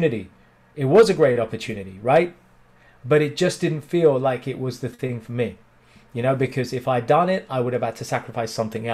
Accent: India; In Indian culture, especially, and being Indian

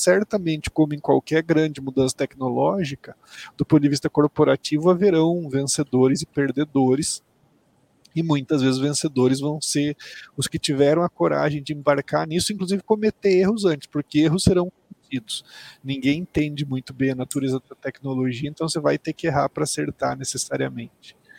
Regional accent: Mato Grosso do Sul, Brazil; moved away; Eu sou do Mato Grosso do Sul, me formei é, na Universidade Federal do Mato Grosso do Sul, em Campo Grande.

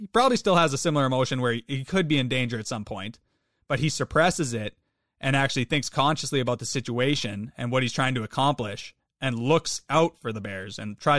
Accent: Canada; I'm Canadian.

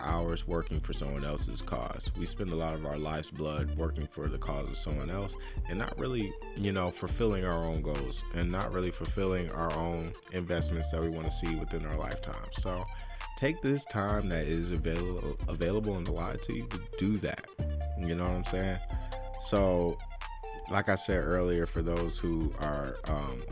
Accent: United States; I take a lot of pride in being American, honestly. I really do. Even if America shits on me because I'm a black American

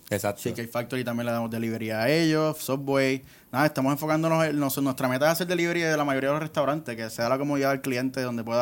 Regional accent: Guaynabo, Puerto Rico; also born or lived in Bayamón / Mayagüez; nací en Bayamón, pero me crié en Guaynabo.

